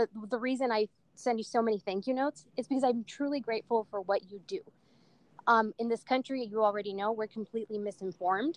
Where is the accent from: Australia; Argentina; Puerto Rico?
Argentina; now in California, United States; I'm from Argentina